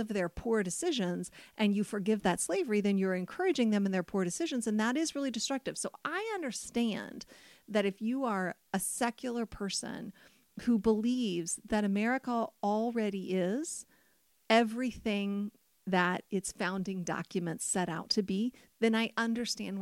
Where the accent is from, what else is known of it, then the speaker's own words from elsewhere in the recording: United States; as an American